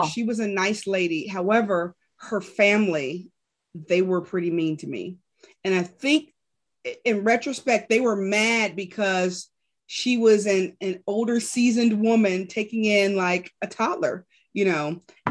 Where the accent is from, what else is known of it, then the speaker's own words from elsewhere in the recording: Rahway, New Jersey, United States; I was born in Rahway, but they lived in different cities in New Jersey.